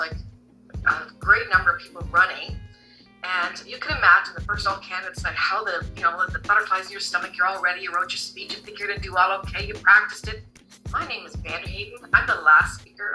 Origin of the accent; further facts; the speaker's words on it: Canada; I was born in Canada, but my parents were from the Netherlands